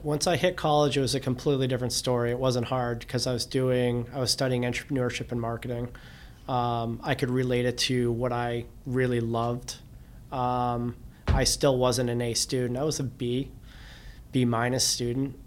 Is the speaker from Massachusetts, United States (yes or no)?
no; Cape Elizabeth, Maine, United States; the cove we grew up in Cape Elizabeth